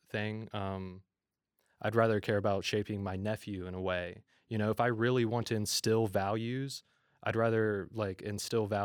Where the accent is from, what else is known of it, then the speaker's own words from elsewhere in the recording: United States; also born or lived in New York; I'm really happy to be an American